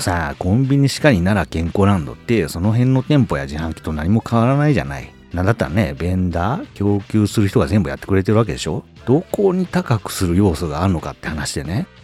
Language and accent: Japanese; Japan; 私ここで育ってなかったら